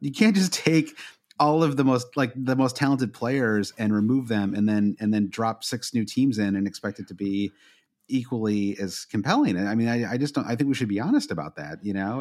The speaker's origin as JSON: {"language": "English", "country": "United States", "said": "as an American"}